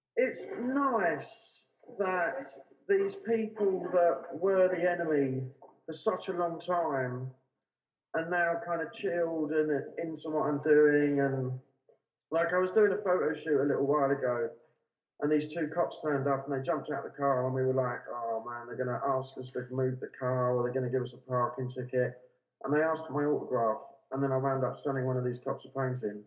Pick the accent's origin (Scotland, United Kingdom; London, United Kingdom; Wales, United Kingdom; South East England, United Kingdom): London, United Kingdom; I grew up in South London with my parents